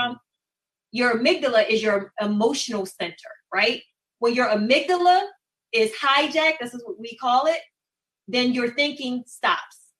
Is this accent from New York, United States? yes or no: no; Baltimore, Maryland, United States; born and raised in Baltimore, matriculated through Baltimore City Public Schools